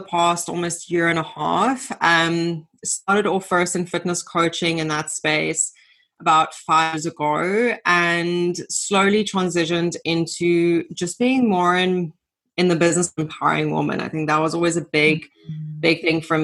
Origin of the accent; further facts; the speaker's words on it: Namibia; moved away as an adult; now in South Africa; I grew up in Namibia, so left Namibia, came to South Africa